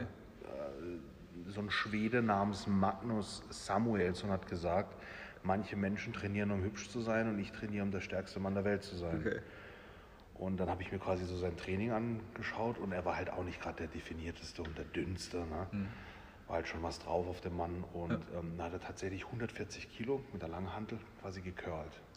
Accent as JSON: {"language": "German", "town": "Rastatt", "region": "Baden-Württemberg", "country": "Germany", "tie": "born or raised there", "said": "ich bin in Rastatt geboren und aufgewachsen"}